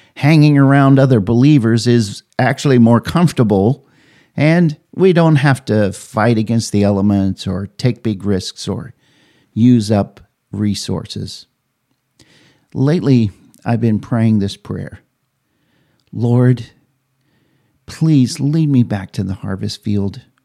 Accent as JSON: {"language": "English", "town": "Oberlin", "region": "Kansas", "country": "United States", "tie": "born or raised there", "said": "my hometown, Oberlin, Kansas"}